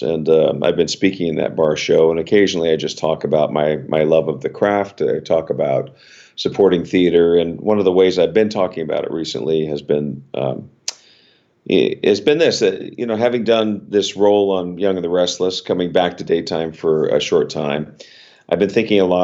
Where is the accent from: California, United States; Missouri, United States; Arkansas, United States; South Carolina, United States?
California, United States; Los Angeles; moved away as an adult; now in Stamford, United States; I was born and raised in Los Angeles